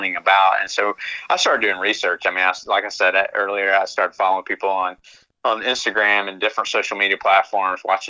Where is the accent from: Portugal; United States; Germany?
United States; Central Florida; moved away as an adult; now in Lexington, United States; I'm originally from Central Florida